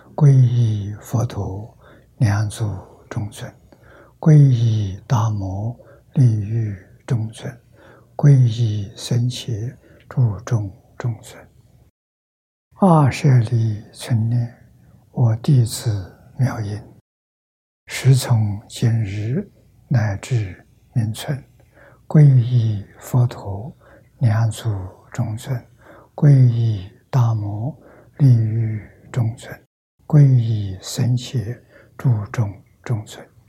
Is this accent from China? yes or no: yes; China; 我们中国人讲虚岁